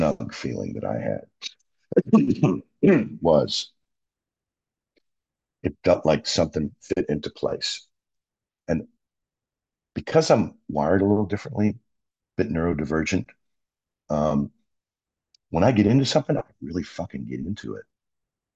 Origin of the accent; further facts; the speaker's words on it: Buffalo, New York, United States; I grew up in Buffalo